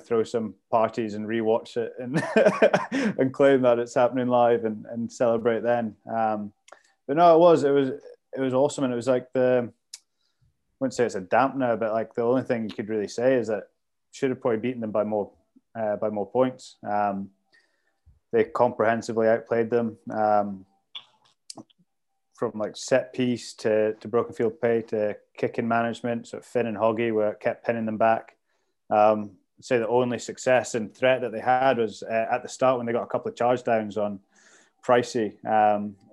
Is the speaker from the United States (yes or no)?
no; Scotland, United Kingdom; as a Scotsman